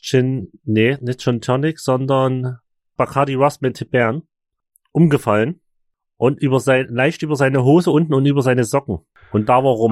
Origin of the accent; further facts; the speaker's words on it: Chemnitz, Saxony, Germany; bei uns in Chemnitz